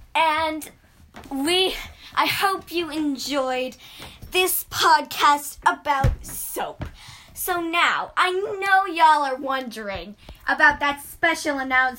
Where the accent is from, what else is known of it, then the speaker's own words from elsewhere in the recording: United States; we're American.